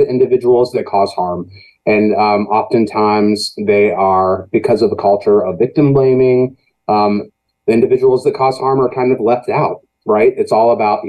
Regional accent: Danville, Illinois, United States; moved away; also born or lived in Chicago; I came back to Danville from Chicago to kind of take care of her

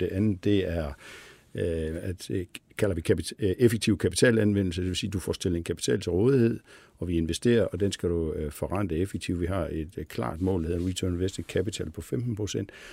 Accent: Billund, Southern Denmark, Denmark; moved away as an adult; also born or lived in Copenhagen; jeg stammer fra Billund, øh, hvor jo sådan er en meget Lego-orienteret øh, by og har haft øh, sådan Lego ind under huden

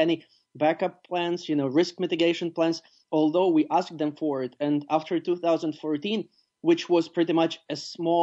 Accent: Ivano-Frankivsk, Ivano-Frankivsk Oblast, Ukraine; my hometown, Ivano-Frankivsk

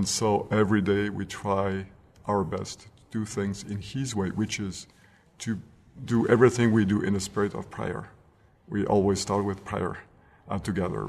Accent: France; moved away; I grew up in France, as a young man

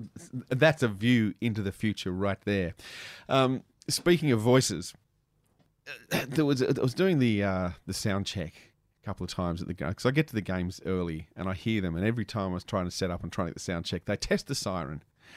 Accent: Canberra, Australian Capital Territory, Australia; what I remember growing up in Canberra, the mullet was a big deal

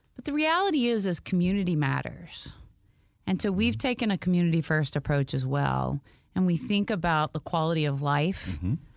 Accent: Valdosta, Georgia, United States; also born or lived in Auburn, Alabama; now in Atlanta, United States; we moved to South Georgia to a city called Valdosta, Georgia

